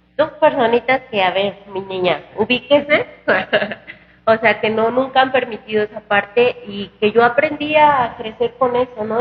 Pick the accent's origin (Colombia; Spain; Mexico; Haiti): Mexico; Guanajuato; al Estado que es mi tierra